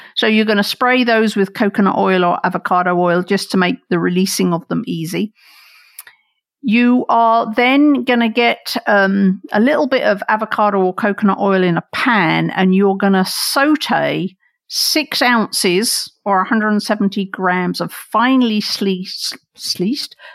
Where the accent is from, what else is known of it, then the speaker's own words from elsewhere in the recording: England, United Kingdom; now in United States; I grew up in England and then I moved here